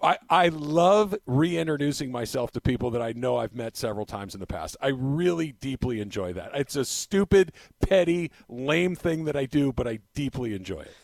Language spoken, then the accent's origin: English; California, United States; also born or lived in Santa Barbara; Born and raised in California, have spent the vast majority of my life in Southern California or in Santa Barbara